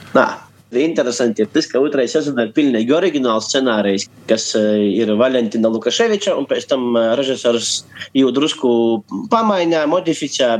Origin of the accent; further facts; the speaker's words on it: Kārsava, Latgale, Latvia; mana dzimto pusē